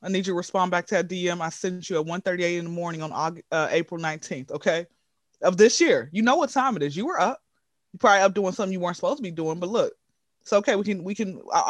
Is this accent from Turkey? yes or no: no; Atlanta, Georgia, United States; So yes, guys, born and raised in Atlanta. Been here since I was zero.